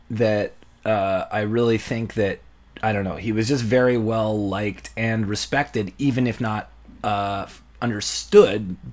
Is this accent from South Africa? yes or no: no; St. Lucia; And I'm from St.